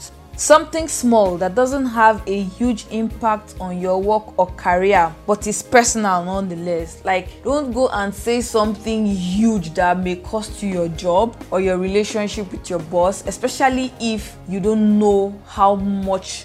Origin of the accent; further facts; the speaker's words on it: Boki, Cross River, Nigeria; I am from Boki in Cross River State.